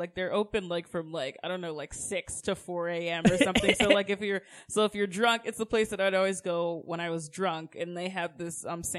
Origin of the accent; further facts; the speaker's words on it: Augusta, Georgia, United States; I don't have a Southern accent because I was raised by Jamaicans, and I don't have a Jamaican accent because I grew up in Georgia.